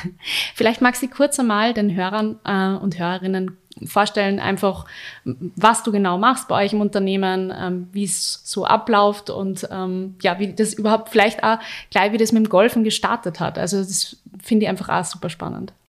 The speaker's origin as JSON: {"language": "German", "town": "Linz", "region": "Upper Austria", "country": "Austria", "tie": "born or raised there", "said": "Linz ist für mich die schönste Stadt, das meine ich natürlich, weil ich da meine Heimat habe"}